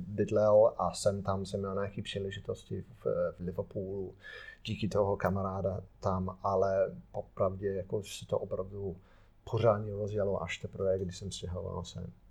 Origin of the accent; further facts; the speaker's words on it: Ruddington, East Midlands, United Kingdom; Czech is a second language; moved away; also born or lived in Wolverhampton; Já jsem jako z Nottinghamu, a jsem respektive jsem z, z vesnici, který se jmenuje Ruddington